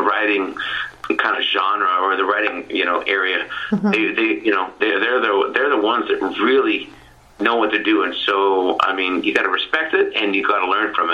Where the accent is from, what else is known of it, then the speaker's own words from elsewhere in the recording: Ontario, Canada; I grew up in Ontario